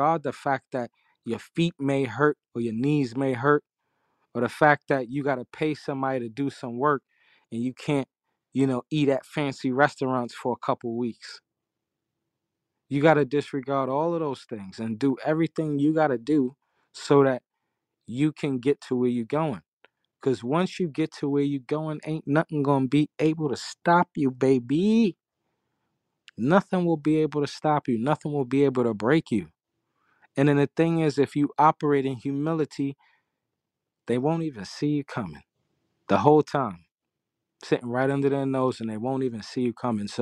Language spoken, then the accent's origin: English; New York City, New York, United States; I'm from Harlem.